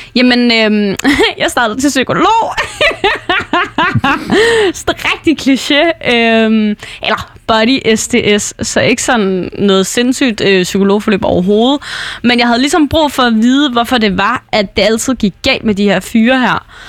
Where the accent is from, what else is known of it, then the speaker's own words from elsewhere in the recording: North Jutland, North Denmark Region, Denmark; moved away; jeg blev nødt til at flytte tilbage til Nordjylland, hvor jeg er fra, hvor mine forældre bor